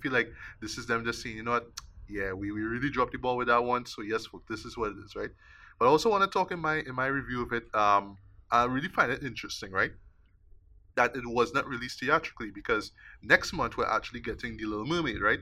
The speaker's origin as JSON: {"language": "English", "country": "Trinidad & Tobago", "said": "me as a Trinidadian"}